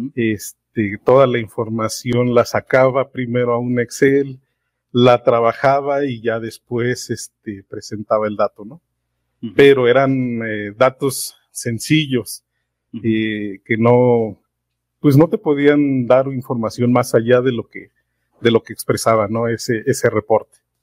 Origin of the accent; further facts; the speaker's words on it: Mexico City, Mexico; soy de la Ciudad de México, trabajo acá en el Estado de México